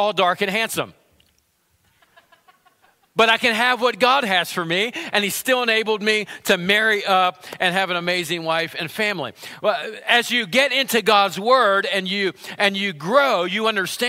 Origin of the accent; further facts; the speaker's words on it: United States; I grew up in Center County.